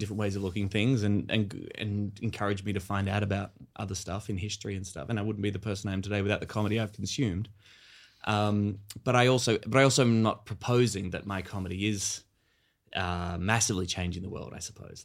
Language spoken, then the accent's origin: English; Australia; us as Australian millennials and our generation